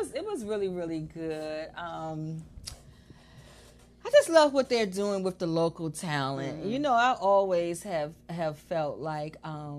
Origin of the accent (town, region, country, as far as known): Washington, District of Columbia, United States; born or raised there